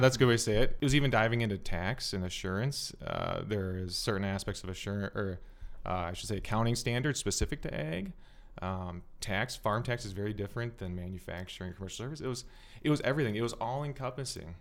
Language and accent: English; South Metro, Minnesota, United States; I was born in the South Metro.